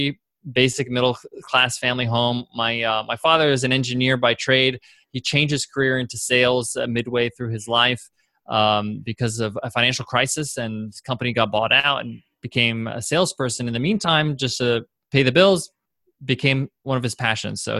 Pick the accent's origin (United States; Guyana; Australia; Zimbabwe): United States; Long Island, New York; I grew up in Long Island, New York is where I'm from